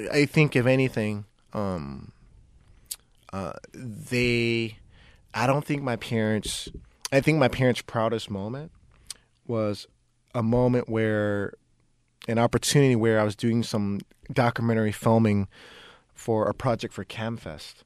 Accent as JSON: {"language": "English", "town": "Oakland", "region": "California", "country": "United States", "tie": "born or raised there", "said": "I grew up in West Oakland"}